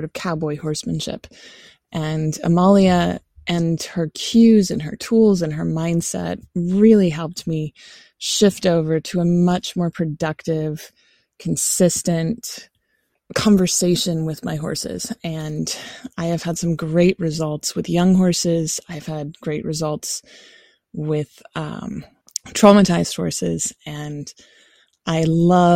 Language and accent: English; Roanoke, Virginia, United States; I'm from Roanoke, Virginia in the US